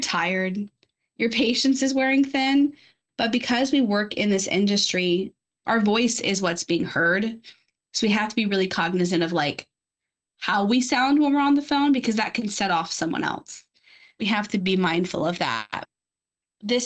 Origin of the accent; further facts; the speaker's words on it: Louisiana, United States; moved away as an adult; now in Florida, United States; I'm from Louisiana